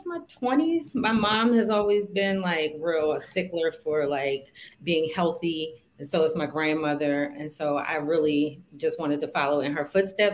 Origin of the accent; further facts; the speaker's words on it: Baltimore, Maryland, United States; I'm from Baltimore, born and raised.